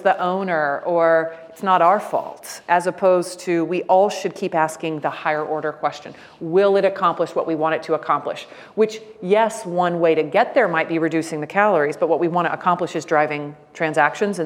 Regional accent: Jacksonville, Florida, United States; I grew up in Jacksonville, Florida, on the north side

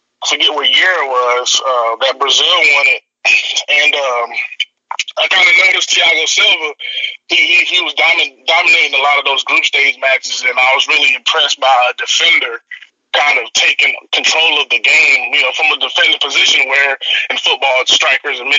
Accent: DR Congo; now in United States; I'm originally from Democratic Republic of Congo in Africa

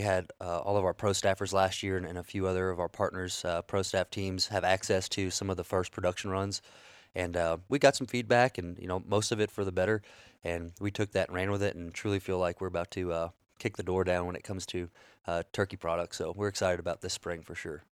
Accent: South Louisiana, United States; moved away; being from South Louisiana originally

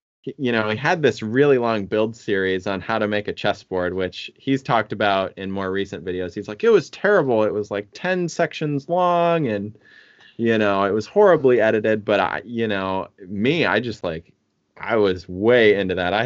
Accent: Midwest, United States; moved away; I'm from the Midwest.

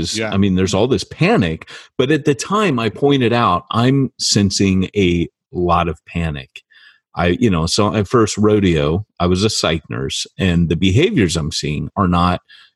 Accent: United States; I am an American, I'm a Christian

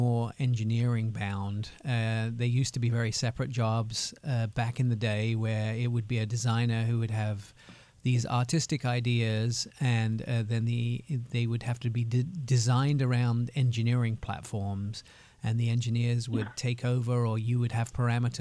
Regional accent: Germany; now in United States; I also grew up in Germany.

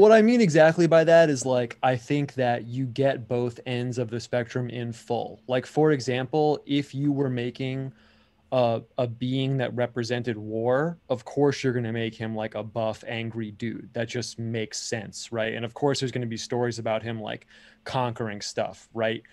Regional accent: United States; I am like American

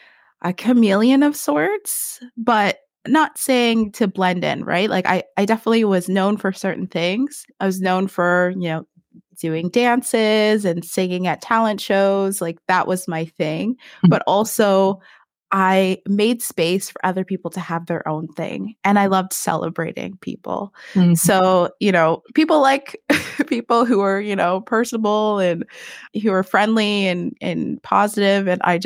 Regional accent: Oshawa, Ontario, Canada; also born or lived in Hamilton / Brampton / Mississauga / Etobicoke; I was born in Oshawa, Ontario. and then moved to Hamilton, lived in Brampton for a minute, lived in Mississauga, or actually made my way to Etobicoke and then back to Oshawa. So I spent my high school years in partly in Etobicoke and then partly in Oshawa.

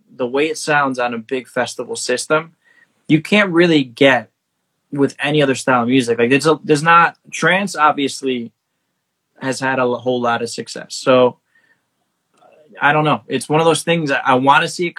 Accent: New York City, New York, United States; I'm from Little Neck, which is like border of Queens, Nassau

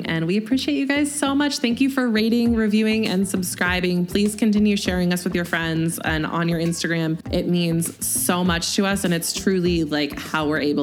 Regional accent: Pacific Northwest, United States; we grew up in the Pacific Northwest

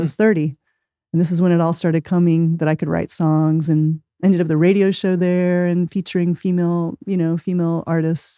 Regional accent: Osage Nation, Oklahoma, United States; moved away as an adult; also born or lived in Ponca City, Oklahoma / California / Portland, Oregon; I was born in Ponca City, Oklahoma, grew up in the Osage Nation out on my great-grandmother's land

